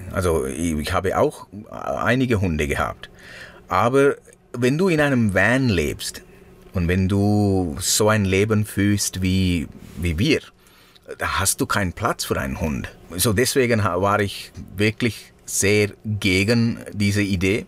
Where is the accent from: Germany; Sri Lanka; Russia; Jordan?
Sri Lanka; first language Sinhala; German is a second language; moved away; meine Muttersprache ist Singhalesisch